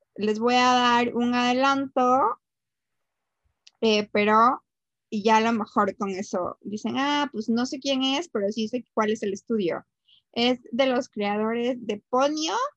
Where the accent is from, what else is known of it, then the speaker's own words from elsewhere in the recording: Mexico; uno como mexicana